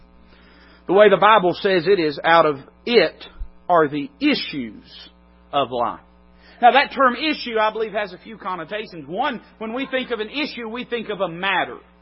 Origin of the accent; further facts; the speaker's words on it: United States; I'm an American citizen, proudly so.